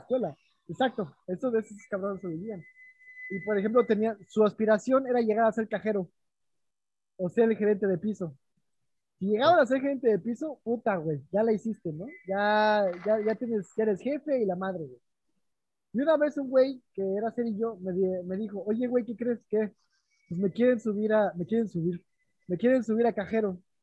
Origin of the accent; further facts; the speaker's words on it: Mexico; moved away as an adult; now in Berlin, Germany; de México